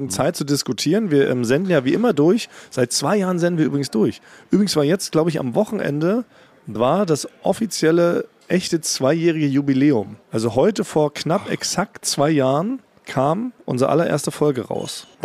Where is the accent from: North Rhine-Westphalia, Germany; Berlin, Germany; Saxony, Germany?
Berlin, Germany; ich bin ja als, als gebürtiger Berliner kenne ich tatsächlich nur diese ganzen Berliner Morningshows